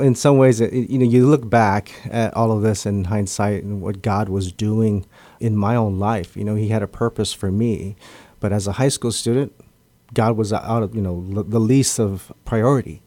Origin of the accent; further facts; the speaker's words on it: Guam; I was born and raised here on Guam